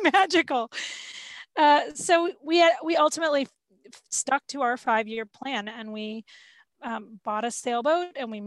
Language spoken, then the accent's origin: English; Florida, United States; moved away as an adult; also born or lived in Atlanta; my husband and I grew up in Florida